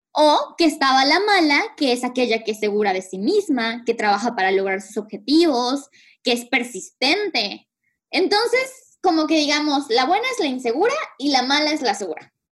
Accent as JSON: {"language": "Spanish", "country": "Mexico", "moved": "yes", "lives_now": "Canada", "said": "nuestra cultura como mexicanos"}